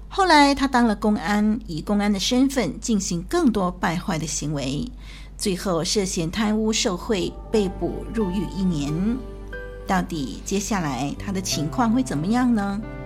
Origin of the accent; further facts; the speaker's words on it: China; 我们中国人的那个“船”这个字啊